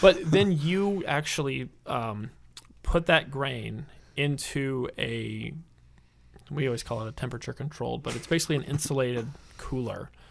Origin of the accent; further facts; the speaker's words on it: St. Louis, Missouri, United States; moved away as an adult; also born or lived in Illinois; now in Milwaukee, United States; I'm originally from the Saint Louis area.